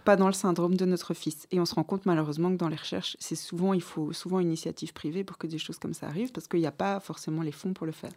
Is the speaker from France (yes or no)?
no; Tournai, Wallonia, Belgium; moved away as an adult; also born or lived in Louvain-la-Neuve / Brussels; j'ai grandi à Tournai